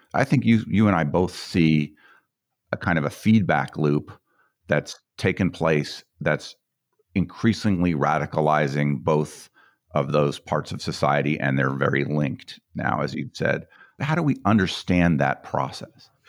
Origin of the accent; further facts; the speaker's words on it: Colorado, United States; I grew up in Colorado